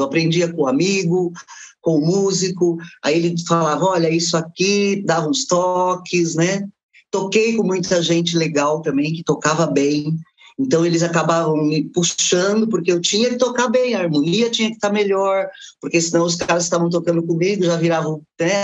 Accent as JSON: {"language": "Portuguese", "town": "Guarulhos", "region": "São Paulo", "country": "Brazil", "tie": "born or raised there", "also_born_or_lived": "Lucélia / Fernandópolis", "said": "Cheguei com oito anos. Faz mais de 30 que eu estou aqui. Né? Uhum. Quer dizer, sou mais guarulhense do que é luceliense"}